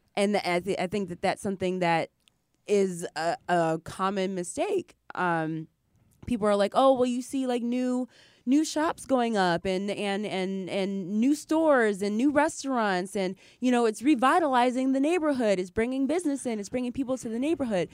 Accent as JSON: {"language": "English", "town": "Ypsilanti", "region": "Michigan", "country": "United States", "tie": "born or raised there", "moved": "yes", "said": "I grew up in Ypsilanti, Michigan"}